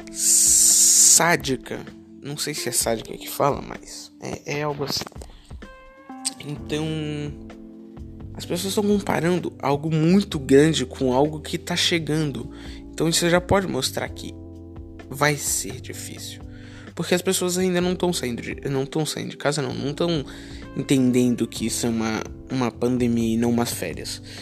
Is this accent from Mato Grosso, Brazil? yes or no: no; Florianópolis, Santa Catarina, Brazil; Mas eu sou de Floripa, de SC.